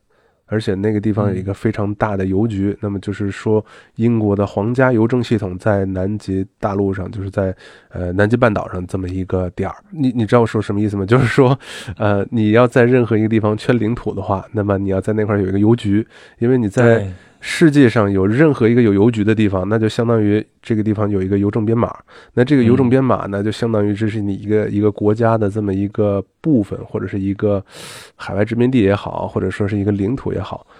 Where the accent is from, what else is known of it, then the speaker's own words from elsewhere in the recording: China; 但是呢，作为我们中国人来讲啊，就是博物馆简单转一圈，剩下的大家都是去里面采购纪念品了。